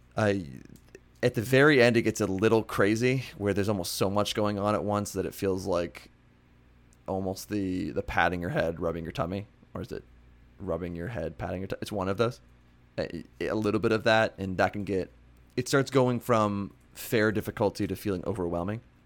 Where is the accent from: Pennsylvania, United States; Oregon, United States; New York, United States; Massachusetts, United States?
Pennsylvania, United States; my hometown in Pennsylvania